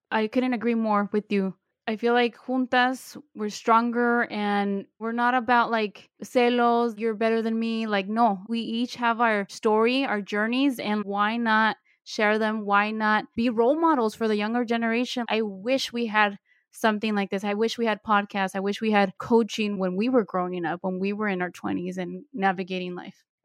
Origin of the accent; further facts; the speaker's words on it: Bay Area, California, United States; I was born and raised in the Bay Area, I'm currently living in San Francisco